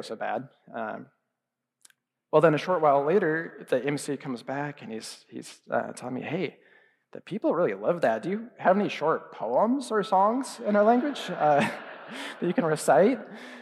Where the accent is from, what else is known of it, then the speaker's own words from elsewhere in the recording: United States; I'm American. I'm a student here learning Persian.